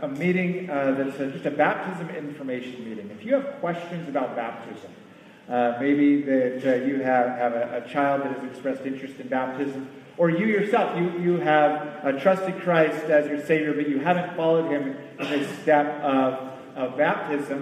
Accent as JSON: {"language": "English", "country": "United States", "said": "As an American"}